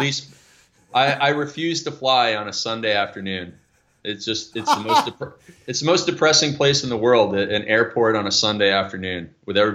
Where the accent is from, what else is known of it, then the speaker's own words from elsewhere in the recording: Canada; I'm Canadian